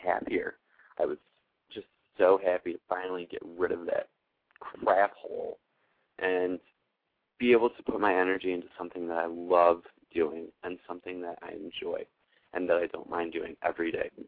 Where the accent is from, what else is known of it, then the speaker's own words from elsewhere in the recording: Buffalo, New York, United States; moved away; I'm actually coming to you from Buffalo, New York today, in my hometown, born here, raised a little bit, and kind of moved back and forth.